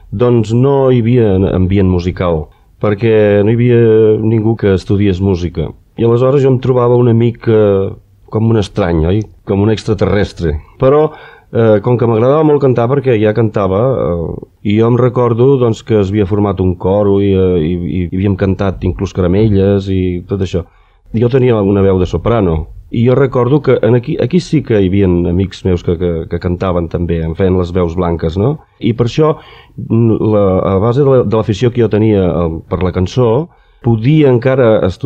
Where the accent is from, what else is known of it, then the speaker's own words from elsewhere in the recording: Montcada i Reixac, Catalonia, Spain; Vaig passar la meva infantesa a Montcada